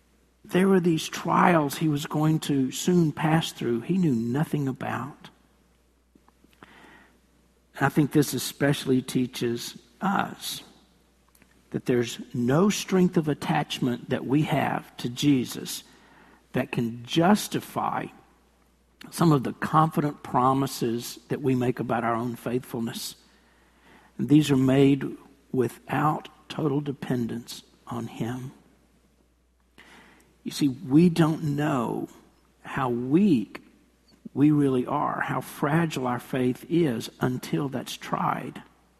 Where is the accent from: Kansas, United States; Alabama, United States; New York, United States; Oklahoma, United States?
New York, United States; New York City; No, I'm not from the South. I'm born and raised right here in New York City.